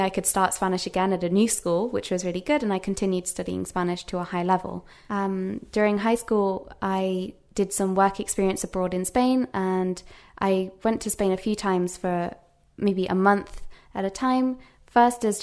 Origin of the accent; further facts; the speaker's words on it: England, United Kingdom; first language English; also born or lived in United States; Um, so, of course, I'm from England, so my native language is English. Uh, when I was nine years old, I actually moved to America for, because of my father's work.